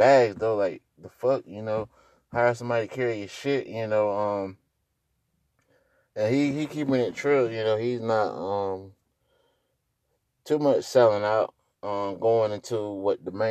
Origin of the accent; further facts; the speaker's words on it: North Carolina, United States; I'm from North Carolina